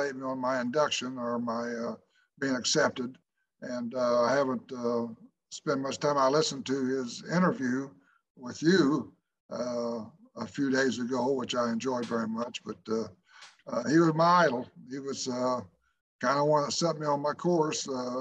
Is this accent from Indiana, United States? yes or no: yes; Oakland City, Indiana, United States; I played in my hometown there at Oakland City College